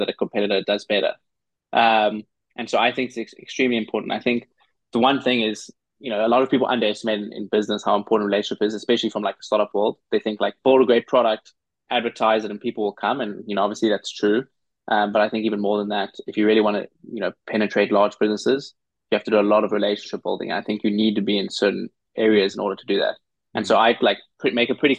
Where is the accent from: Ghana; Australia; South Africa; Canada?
South Africa; moved away as an adult; now in New York, United States; I grew up in South Africa